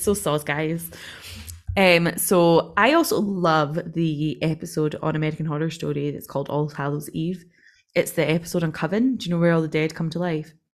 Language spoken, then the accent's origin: English; Scotland, United Kingdom; we're not from the West